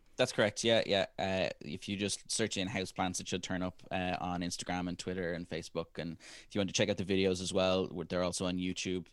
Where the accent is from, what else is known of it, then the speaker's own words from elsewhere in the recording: Ireland; our generation as Irish people